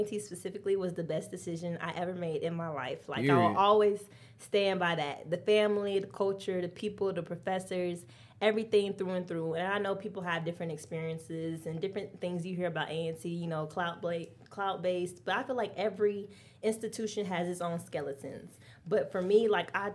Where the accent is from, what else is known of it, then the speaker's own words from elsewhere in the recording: Jamestown, North Carolina, United States; I grew up specifically in Jamestown, North Carolina